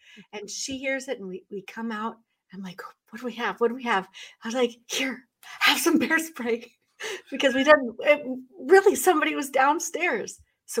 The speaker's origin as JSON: {"language": "English", "region": "Northwest", "country": "United States", "tie": "born or raised there", "lives_now": "Northeast, United States", "said": "And because I'm a West Coast girl, I grew up in the Northwest."}